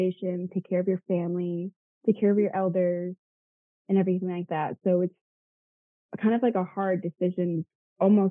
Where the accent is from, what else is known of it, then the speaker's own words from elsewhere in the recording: Tonawanda Seneca reservation, New York, United States; my reservation is really, really tiny. So I guess growing up, I didn't see it as a reservation